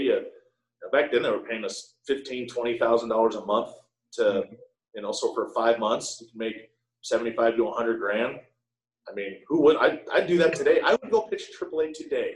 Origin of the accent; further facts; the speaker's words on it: Connecticut, United States; I'm from Connecticut